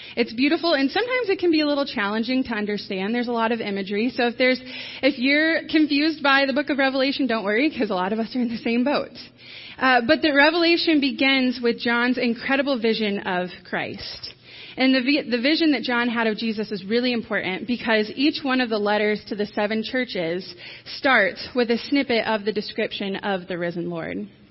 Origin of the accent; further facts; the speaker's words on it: Michigan, United States; now in New Knoxville, United States; I grew up in Michigan.